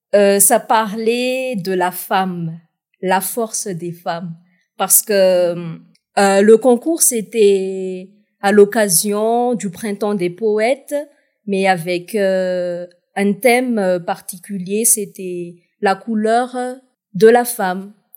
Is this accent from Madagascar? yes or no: yes; Toliara, Atsimo-Andrefana, Madagascar; j'ai pu représenter euh, ma ville natale, Tuléar, au slam national